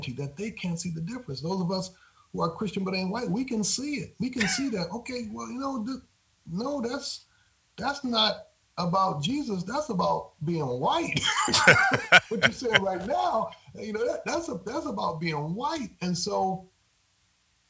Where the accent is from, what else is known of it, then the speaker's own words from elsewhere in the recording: Grand Rapids, Michigan, United States; moved away; I grew up in Grand Rapids, Michigan